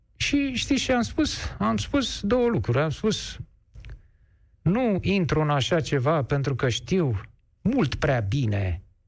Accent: Romania; Și domnul Mache și eu suntem români. Amândoi. Suntem cetățeni români.

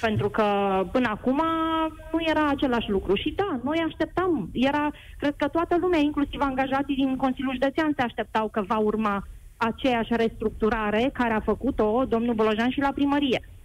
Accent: Oradea, Bihor County, Romania; vă sunt din Oradea

